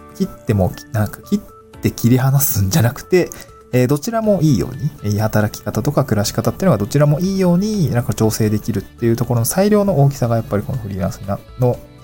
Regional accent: Niigata, Japan; also born or lived in Tokyo / Awaji Island; now in Awaji, Japan; 私の実家にですね、ちょっと新潟なんですけど

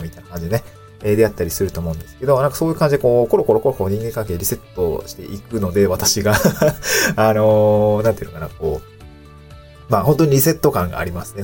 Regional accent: Niigata, Japan; moved away as an adult; also born or lived in Aomori / Tokyo; now in Awaji Island, Japan; 生まれ育ったのが新潟なんですけど

